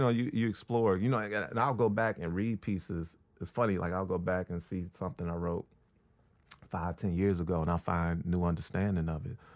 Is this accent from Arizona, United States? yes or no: no; Chicago, Illinois, United States; moved away; also born or lived in Brooklyn; from Chicago